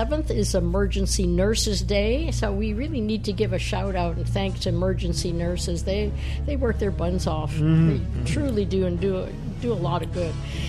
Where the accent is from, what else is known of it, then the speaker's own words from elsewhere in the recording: Chicago, Illinois, United States; I was born and raised in Chicago